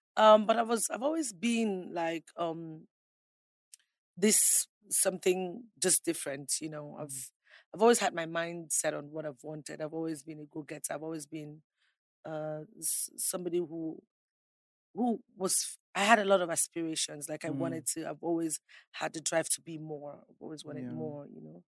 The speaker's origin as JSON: {"language": "English", "region": "Akwa Ibom", "country": "Nigeria", "tie": "born or raised there", "said": "I grew up in one of the most peaceful"}